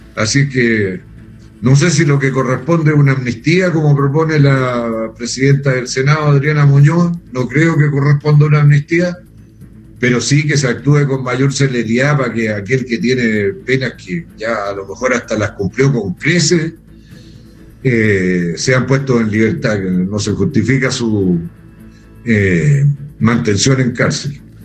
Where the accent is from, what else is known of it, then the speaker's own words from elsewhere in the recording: Chile; yo soy chileno